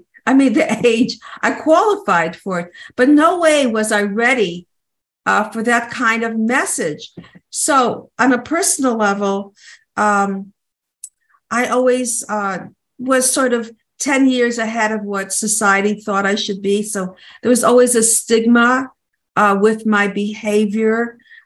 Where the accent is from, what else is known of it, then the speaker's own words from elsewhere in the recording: New Jersey, United States; I'm from New Jersey